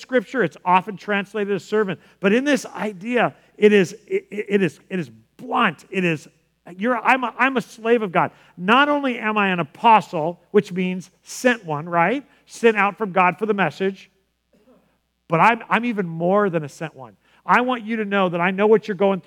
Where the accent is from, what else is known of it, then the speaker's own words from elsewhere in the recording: San Diego, California, United States; growing up in San Diego